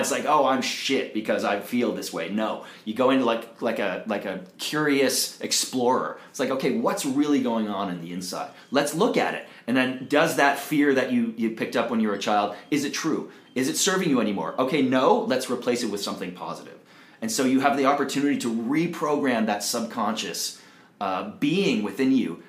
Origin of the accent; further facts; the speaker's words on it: Toronto, Ontario, Canada; moved away as an adult; now in Costa Rica; I'm originally from Toronto, Canada.